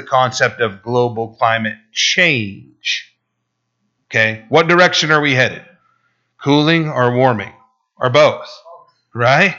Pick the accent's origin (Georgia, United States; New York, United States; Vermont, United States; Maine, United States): Vermont, United States; Burlington; My hometown, my birthplace, Burlington, Vermont